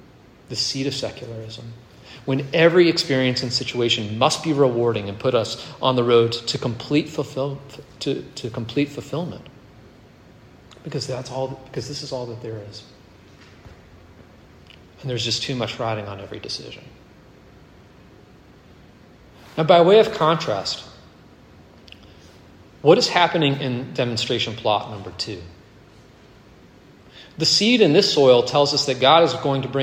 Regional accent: Virginia, United States; also born or lived in Canada; I was born in Canada, but I grew up in Virginia

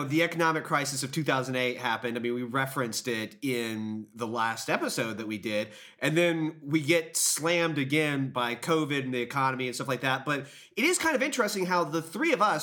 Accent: the South, United States; I'm from the South

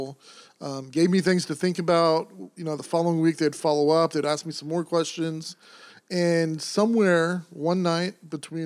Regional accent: Seattle, Washington, United States; now in New Bedford, United States; born and raised in downtown Seattle

